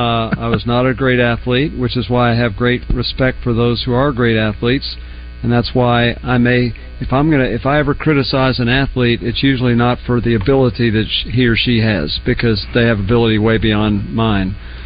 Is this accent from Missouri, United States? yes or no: no; Oklahoma, United States; moved away; I grew up in Oklahoma